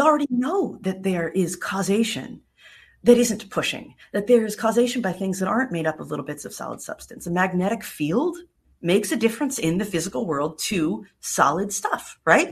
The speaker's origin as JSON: {"language": "English", "region": "New York", "country": "United States", "tie": "born or raised there", "moved": "yes", "lives_now": "Florida, United States", "said": "I grew up in New York"}